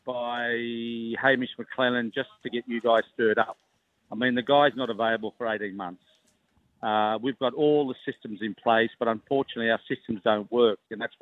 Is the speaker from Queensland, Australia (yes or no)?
no; Queanbeyan, New South Wales, Australia; I remember growing up in Queanbeyan